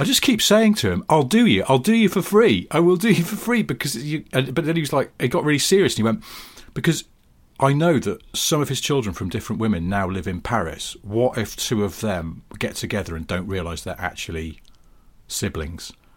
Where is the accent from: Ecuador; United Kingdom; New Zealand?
United Kingdom; we're British